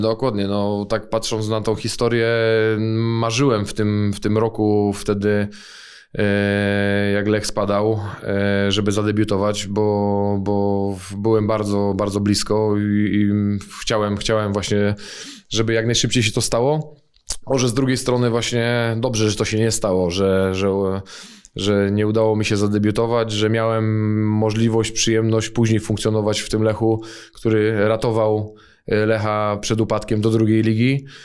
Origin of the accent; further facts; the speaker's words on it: Poznań, Greater Poland, Poland; ja urodziłem się w Poznaniu. Y, mieszkałem większość życia na Ratajach